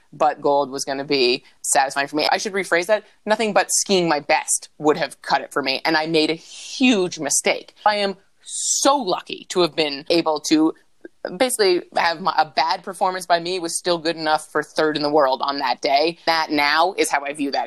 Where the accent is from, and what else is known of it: Vermont, United States; born or raised there; also born or lived in New Hampshire